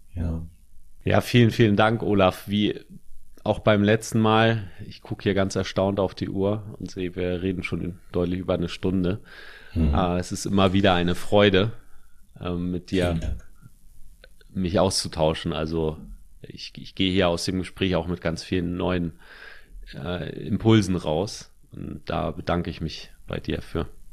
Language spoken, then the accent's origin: German; Germany; accent: German; sobald ich Englisch rede, hört man, dass ich Deutscher bin, weil ich einen krassen Akzent habe